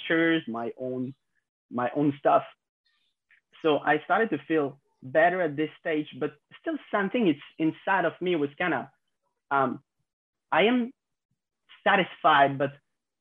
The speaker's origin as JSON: {"language": "English", "country": "France", "tie": "born or raised there", "said": "I'm French, I'm 26 years old, and I grew up in France"}